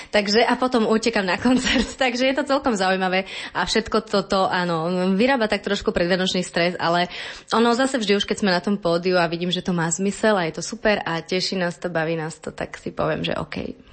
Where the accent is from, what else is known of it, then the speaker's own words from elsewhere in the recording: eastern Slovakia, Slovakia; now in Bratislava, Slovakia; ja som z východu